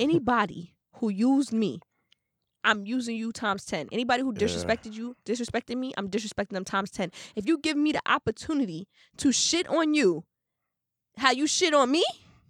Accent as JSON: {"language": "English", "country": "Trinidad & Tobago", "lives_now": "Brooklyn, United States", "said": "Anyways, I'm from Trinidad, but I live in Brooklyn for like 5 years now."}